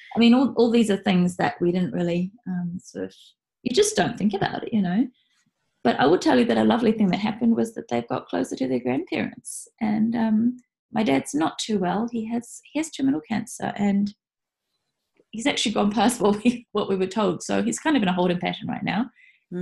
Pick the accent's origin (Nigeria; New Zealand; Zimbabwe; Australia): New Zealand; moved away as an adult; now in Japan; I was in New Zealand working